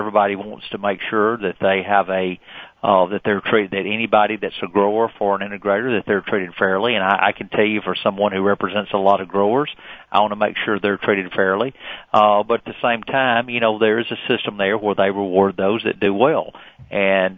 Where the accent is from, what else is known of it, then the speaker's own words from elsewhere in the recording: Alabama, United States; a state like Alabama, my home state